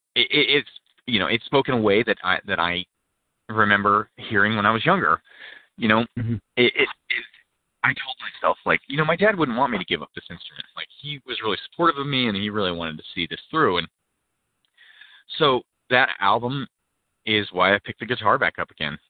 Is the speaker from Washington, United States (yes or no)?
yes; Pacific Northwest, Washington, United States; I was born in uh, the Pacific Northwest, um, pretty rural area